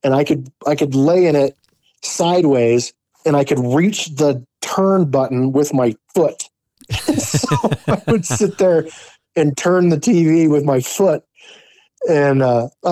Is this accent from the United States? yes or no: yes; Wyoming, United States; growing up in Wyoming, man, like dirt roads were very, very common